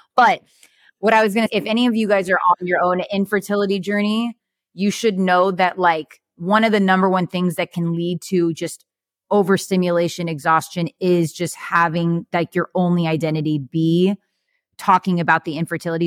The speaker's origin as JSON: {"language": "English", "region": "California", "country": "United States", "moved": "as an adult", "lives_now": "Arizona, United States", "said": "We're from California"}